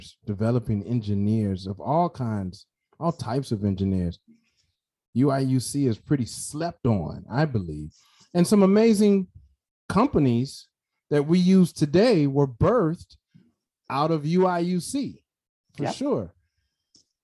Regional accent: Chicago, Illinois, United States; I'm from Chicago, so yeah. I'm in Chicago

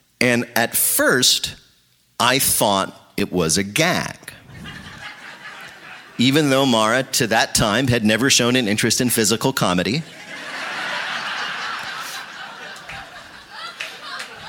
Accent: New Jersey, United States; I'm from New Jersey

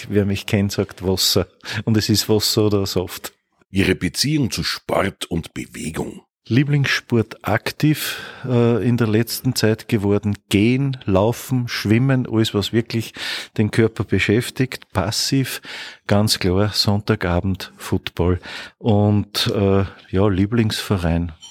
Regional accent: Bad Hall, Upper Austria, Austria; also born or lived in Steyr; Geboren in Steyr, aufgewachsen in Bad Hall und wohne in Pfarrkirchen bei Bad Hall.

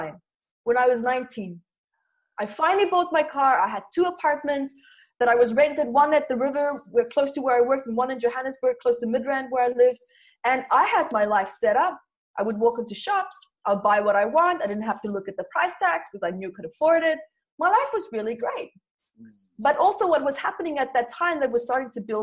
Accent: Namibia; moved away; also born or lived in South Africa; I was born there in South Africa and then moved to Namibia with my parents. It was the best childhood that I ever could have imagined.

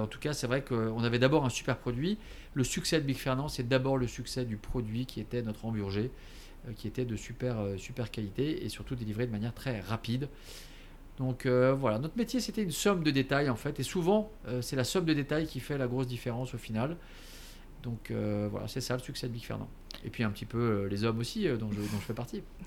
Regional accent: Paris, Île-de-France, France; born or raised there; also born or lived in Alsace

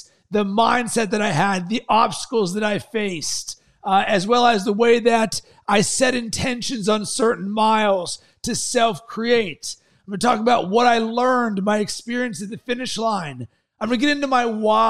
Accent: Pittsburgh, Pennsylvania, United States; moved away; also born or lived in Sarasota, Florida; I was raised in Pittsburgh

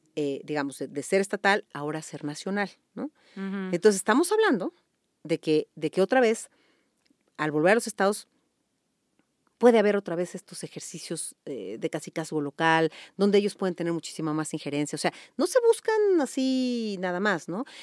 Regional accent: Mexico; como abogada, pero sobre todo como mexicana

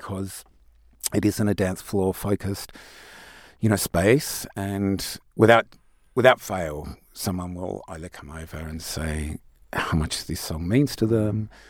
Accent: Tasmania, Australia; now in Sydney, Australia; I grew up in Tasmania

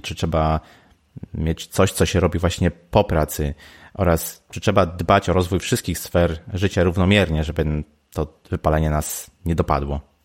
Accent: Poznań, Greater Poland, Poland; ja jestem z Poznania

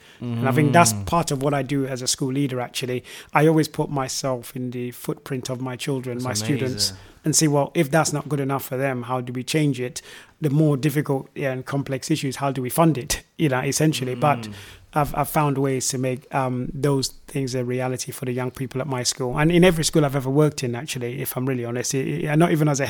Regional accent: Zimbabwe; moved away; also born or lived in Nigeria; Especially, I came from Zimbabwe. I lived in Nigeria, moved to Zimbabwe, which is actually just had taken independence from Britain.

